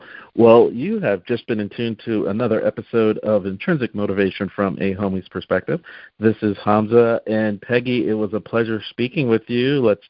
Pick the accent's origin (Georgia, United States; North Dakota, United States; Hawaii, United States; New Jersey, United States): New Jersey, United States; moved away; I'm originally from South Jersey